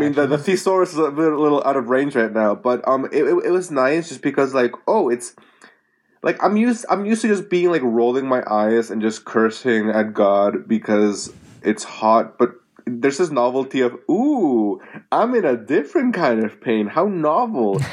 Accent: Puerto Rico; moved away; I'm from Puerto Rico

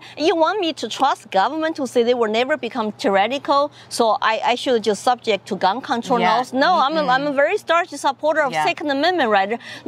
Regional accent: China; English is a second language; moved away as an adult; now in United States; I grew up in China

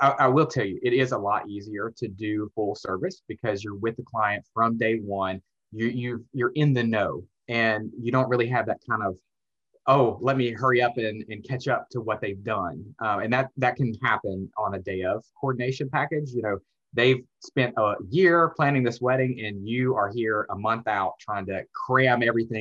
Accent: Alabama, United States; moved away as an adult; now in Atlanta, United States; I went to the University of Alabama, because I'm from Alabama

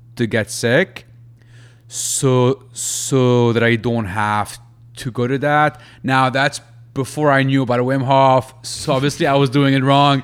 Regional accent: Lebanon; moved away; back in my home country in Lebanon

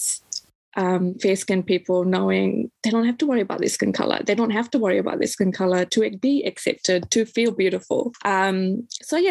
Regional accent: New Zealand; I grew up in New Zealand

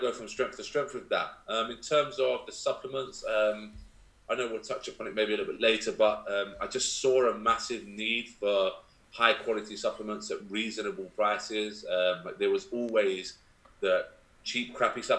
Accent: London, United Kingdom; moved away as an adult; also born or lived in Essex; now in Kent, United Kingdom; I'm born and bred in London, then moved to Essex, and then I moved to Kent to actually open this gym.

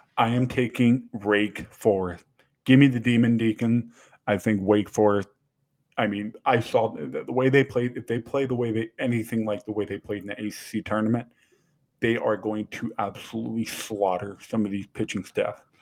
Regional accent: Atlanta, Georgia, United States; my hometown Atlanta Braves

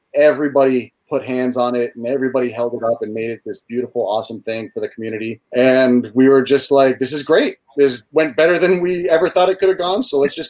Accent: Hawaii, United States; also born or lived in Boston; I'm from Hawaii.

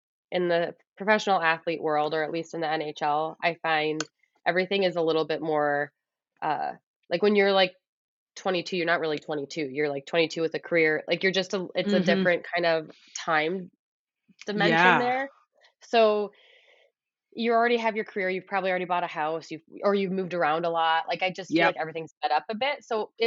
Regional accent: Midwest, United States; also born or lived in Edmonton / Ottawa; now in Canada; But we came from Edmonton, and it was just this, like, and I'm from the Midwest. So it just reminds me of kind of like the Midwest a bit.

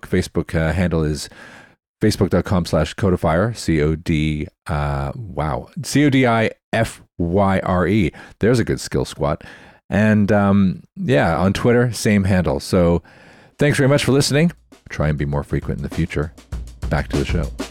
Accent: Canada; I'm Canadian.

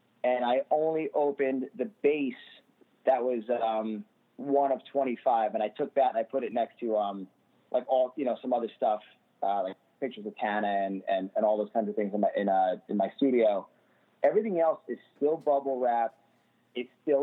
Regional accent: New York City, New York, United States; I'm from Staten Island

